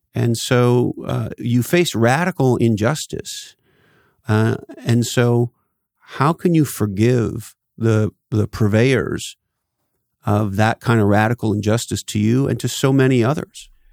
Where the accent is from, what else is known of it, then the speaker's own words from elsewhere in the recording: Canada; I grew up in Canada